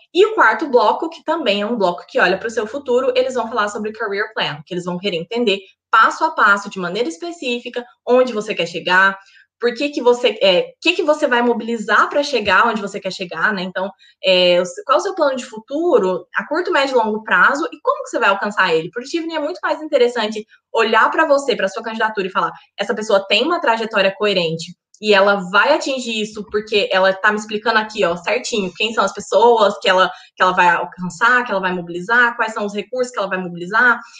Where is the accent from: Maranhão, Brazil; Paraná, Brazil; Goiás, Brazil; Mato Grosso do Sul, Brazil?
Goiás, Brazil; moved away as an adult; also born or lived in United Kingdom; now in York, United Kingdom; eu sou goiana, do interior de Goiás, uma cidade chamada Cidade de Goiás